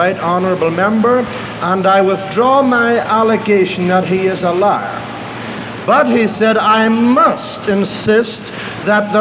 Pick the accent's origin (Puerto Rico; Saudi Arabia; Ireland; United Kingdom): Ireland; I'm an Irishman, but I'm not a green Irishman. I'm an orange Irishman